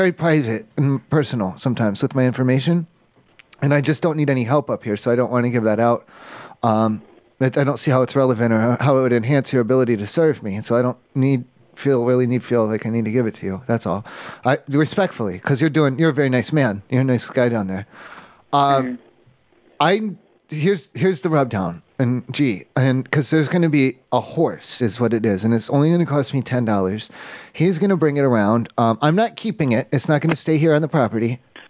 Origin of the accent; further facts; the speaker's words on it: Kentucky, United States; I'm from Kentucky, so I don't know.